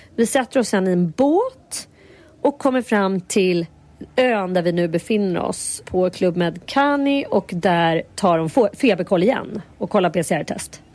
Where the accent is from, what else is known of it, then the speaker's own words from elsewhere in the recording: Sweden; vi är liksom, fan svenskar